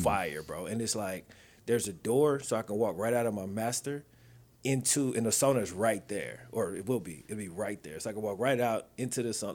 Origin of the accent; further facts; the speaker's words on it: the South, United States; also born or lived in Mississippi / Louisiana; now in Texas, United States; I'm from the South